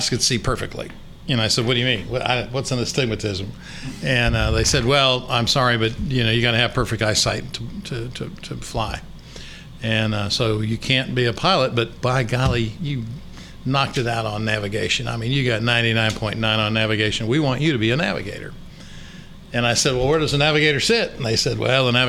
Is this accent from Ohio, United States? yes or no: no; Cedar Rapids, Iowa, United States; moved away as an adult; also born or lived in Minnesota / Fayetteville, Arkansas; now in Little Rock, United States; I grew up in Cedar Rapids, Iowa